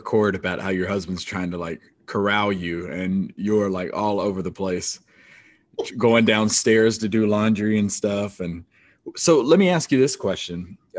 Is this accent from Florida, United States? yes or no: no; Robeson County, North Carolina, United States; I come from the Robinson County School District in North Carolina